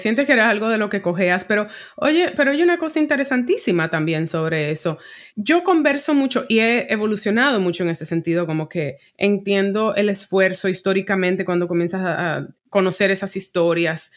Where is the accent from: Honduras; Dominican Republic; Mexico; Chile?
Dominican Republic; now in New York, United States; yo cuando me mudé de República Dominicana a, a Nueva York, pues me definía como dominicana